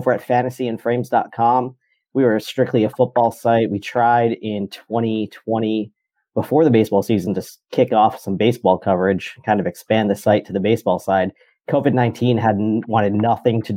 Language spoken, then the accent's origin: English; New York City, New York, United States; Born and raised in New York